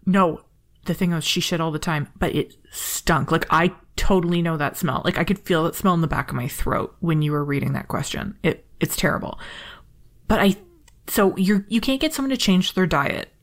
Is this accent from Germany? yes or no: no; Canada; I'm Canadian and polite